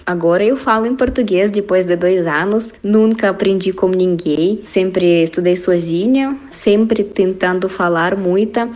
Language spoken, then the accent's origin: Portuguese; Kazan, Tatarstan, Russia; Portuguese is a second language; moved away as an adult; now in Paraná, Brazil; Eu sou russa, sou da Rússia, da cidade Kazan, que localiza na República Tataristão. E agora, atualmente, eu moro no sul do Brasil, estado do Paraná